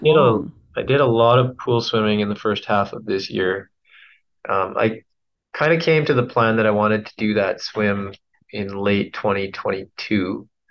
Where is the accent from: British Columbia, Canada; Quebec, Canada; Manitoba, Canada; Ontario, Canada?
British Columbia, Canada; Williams Lake; I grew up in Williams Lake